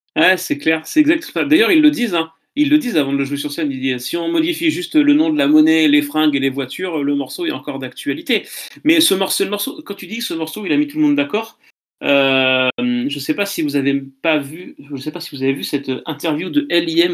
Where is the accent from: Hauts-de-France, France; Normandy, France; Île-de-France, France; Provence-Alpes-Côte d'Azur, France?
Normandy, France; Caen; je suis de Caen